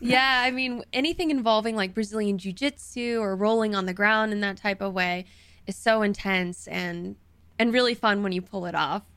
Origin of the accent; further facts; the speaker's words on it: the South, United States; moved away; I'm from the South, so people do a lot of this kind of stuff over there